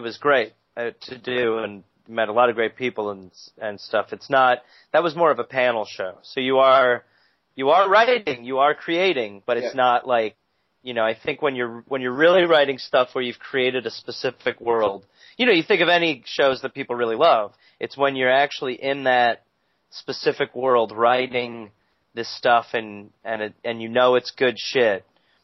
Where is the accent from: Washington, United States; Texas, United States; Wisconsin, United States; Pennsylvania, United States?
Wisconsin, United States; Brown Deer; now in Los Angeles, United States; I grew up in a small town called Brown Deer